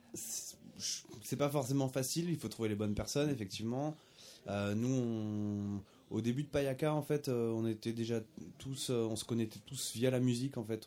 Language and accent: French; Auvergne-Rhône-Alpes, France; nous on est auvergnat on n'est pas né en Jamaïque